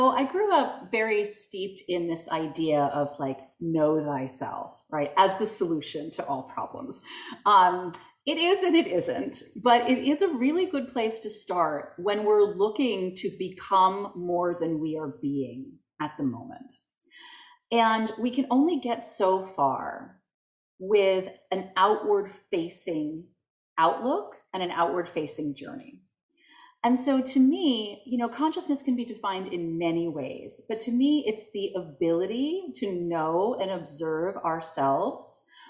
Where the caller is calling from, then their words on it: Providence, Rhode Island, United States; I am just outside of Providence, Rhode Island.